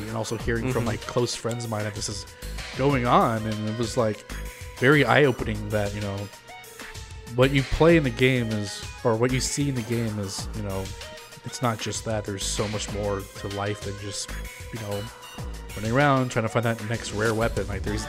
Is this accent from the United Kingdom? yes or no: yes; United Kingdom; Being a Brit, it didn't mean a whole lot to me, but I was playing on the US server.